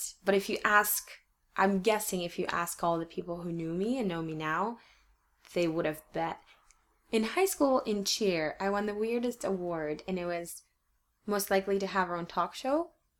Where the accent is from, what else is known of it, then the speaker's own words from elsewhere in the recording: Port Orchard, Washington, United States; I grew up in Port Orchard, which is a tiny, tiny place.